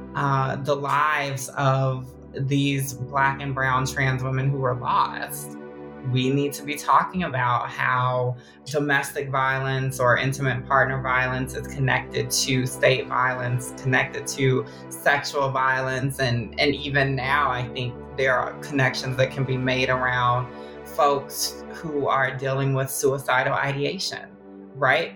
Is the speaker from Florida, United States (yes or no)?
no; Augusta, Georgia, United States; also born or lived in Oakland, California; now in Brooklyn, New York, United States; a Southern girl through and through. I'm from Augusta, Georgia